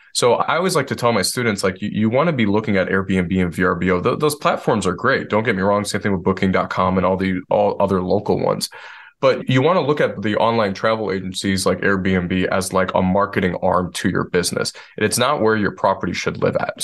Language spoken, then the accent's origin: English; Detroit, Michigan, United States; moved away as an adult; now in Asheville, United States; I'm born and raised in Detroit, Michigan, where everything is flat